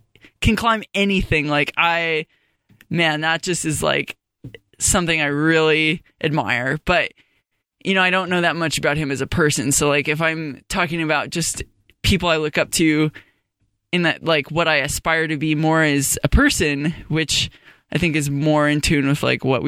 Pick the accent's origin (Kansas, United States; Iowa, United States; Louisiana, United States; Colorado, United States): Colorado, United States; Fort Collins; I grew up in Fort Collins in Colorado.